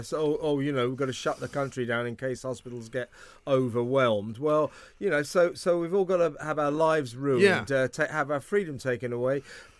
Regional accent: United Kingdom; also born or lived in United States

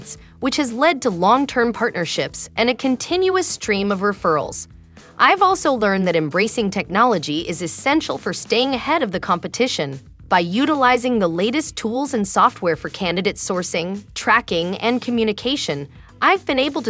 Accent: India; moved away as an adult; now in Southern California, United States; I moved to the US from India

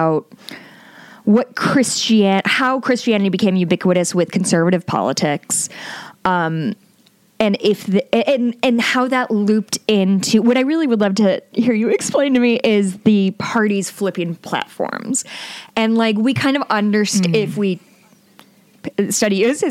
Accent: Chicago, Illinois, United States; also born or lived in Muncie, Indiana; I grew up in the Chicagoland area

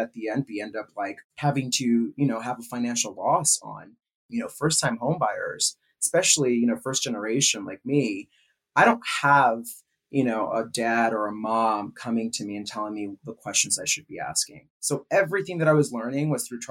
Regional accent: California, United States; moved away as an adult; also born or lived in New York City; now in Chicago, United States; I'm from California, born and raised. Moved to New York City for a few years after college. And then after that, I, you know, decided to kind of give it a chance and move to Chicago

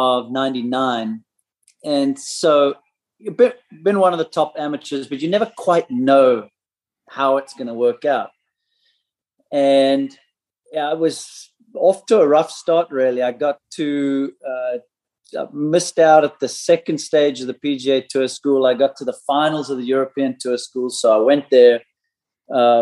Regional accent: South Africa; growing up in South Africa in the late 80s

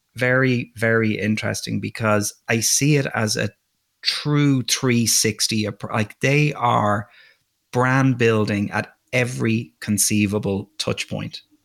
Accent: Dublin, Leinster, Ireland; moved away as an adult; also born or lived in Russia; now in United States; I grew up in Dublin, Ireland.

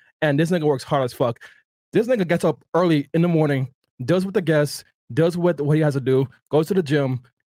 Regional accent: Miami, Florida, United States; I'm born and raised in Miami.

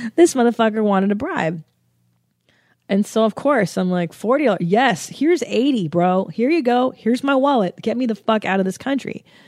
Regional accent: United States; I'm an American

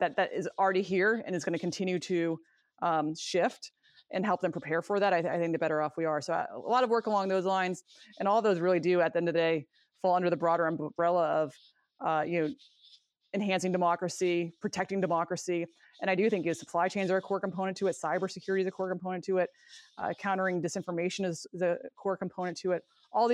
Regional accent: Maine, United States; moved away as an adult; also born or lived in Colorado; I grew up in Maine, went to college in Maine

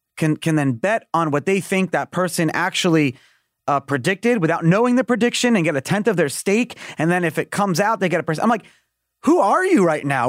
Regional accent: New York City, New York, United States; moved away as an adult; Born and raised in Brooklyn, New York, you can't take the New Yorker out of me

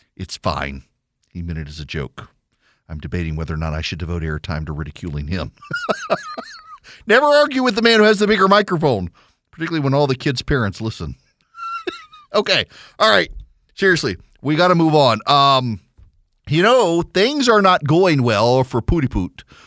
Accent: South Louisiana, United States; We're both from South Louisiana

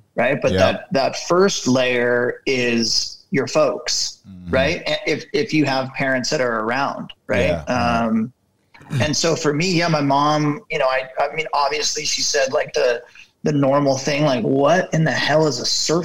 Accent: Ventura, California, United States; I grew up in a small coastal town called Ventura here in Southern California

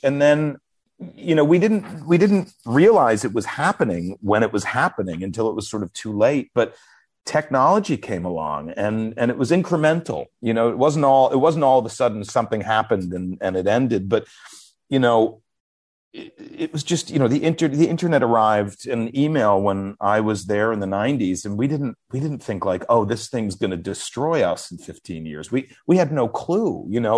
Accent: New York City, New York, United States; I was from New York

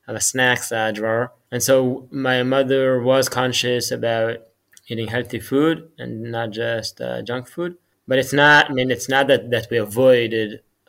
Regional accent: Jerusalem, Jerusalem District, Israel; I grew up in Jerusalem, in Israel.

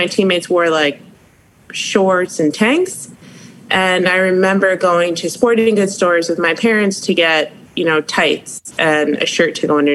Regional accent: Maplewood, New Jersey, United States; moved away; I'm from Maplewood, New Jersey. It's about 30 minutes west of New York City

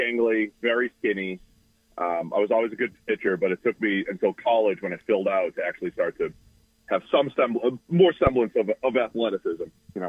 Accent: suburbs of Boston, Massachusetts, United States; moved away; Boston area, suburbs of Boston.

